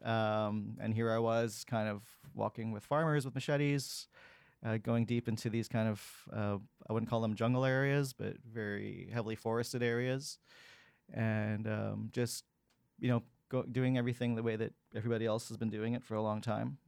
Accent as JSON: {"language": "English", "town": "Vancouver", "region": "British Columbia", "country": "Canada", "tie": "born or raised there", "said": "I was born and raised in Vancouver, and here I am today still in two thousand twenty-two. Um, I grew up in the North Shore in the nineteen eighties"}